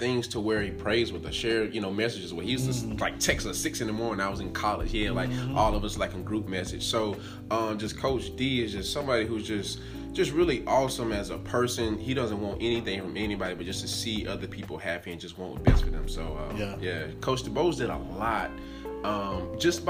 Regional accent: Abbeville, South Carolina, United States; born or raised there

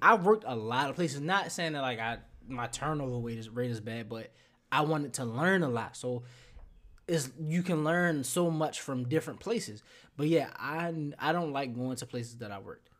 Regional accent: Baltimore, Maryland, United States; moved away; I'm from Baltimore.

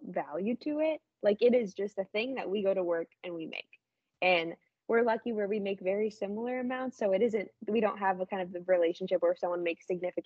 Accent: Midwest, United States; we're from the Midwest

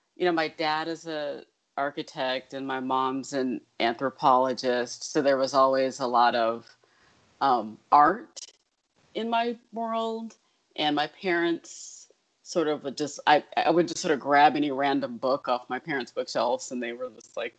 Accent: Detroit, Michigan, United States; now in Brooklyn, United States; I grew up in Detroit, which is a kind of gothic-y kind of has a gothic-y kind of vibe to it.

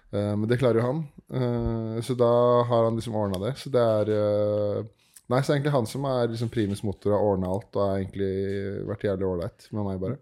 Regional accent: Årnes, Akershus, Norway; moved away; Jeg er opprinnelig fra Årnes, en sånn time utafor 45 eh, minutter over Oslo.

